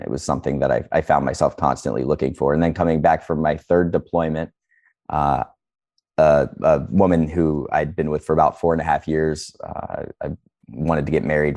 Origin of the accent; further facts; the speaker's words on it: Northeast Ohio, United States; I'm from Northeast Ohio